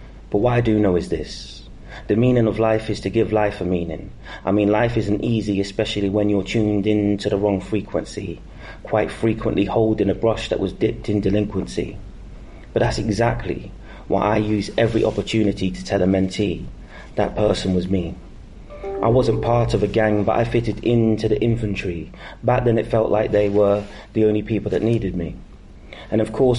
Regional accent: Northampton, East Midlands, United Kingdom; Northampton being my hometown

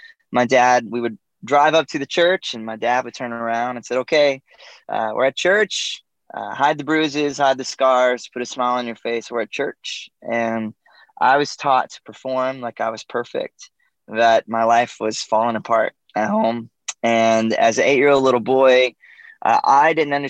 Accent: Georgia, United States; I grew up in Georgia in the U.S. and a small town.

